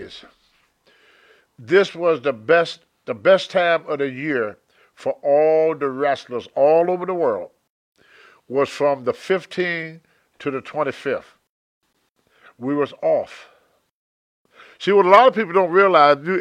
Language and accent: English; Roanoke, Virginia, United States; moved away; also born or lived in Charlotte, North Carolina; my hometown, Roanoke